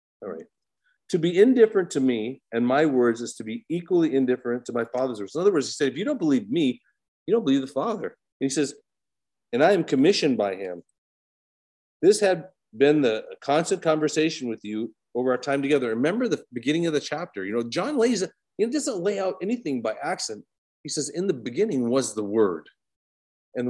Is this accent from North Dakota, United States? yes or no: yes; Williston, North Dakota, United States; I'm from Williston, North Dakota, which is an oil town.